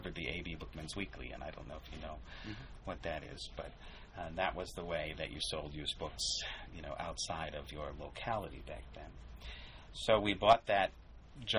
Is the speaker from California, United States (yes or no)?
no; Binghamton, New York, United States; moved away as an adult; also born or lived in Long Island / Manhattan; now in Syracuse, United States; I grew up in Binghamton, which is not that far away